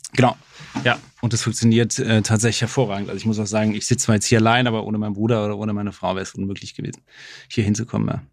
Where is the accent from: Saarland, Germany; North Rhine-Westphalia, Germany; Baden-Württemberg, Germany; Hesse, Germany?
Saarland, Germany; ich komme aus dem Saarland